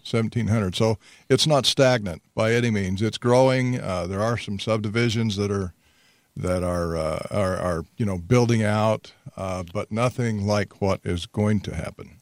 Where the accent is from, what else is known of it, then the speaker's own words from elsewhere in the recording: Hurricane, Utah, United States; now in Toquerville, United States; I grew up in Hurricane also, graduated from Hurricane High School a long, long time ago